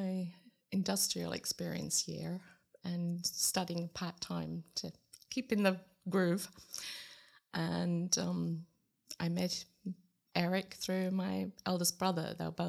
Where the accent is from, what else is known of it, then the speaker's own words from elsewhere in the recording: Sydney, New South Wales, Australia; moved away as an adult; also born or lived in United States; now in Tartu, Estonia; I grew up in Sydney, lived in the same house for 22 and a half years.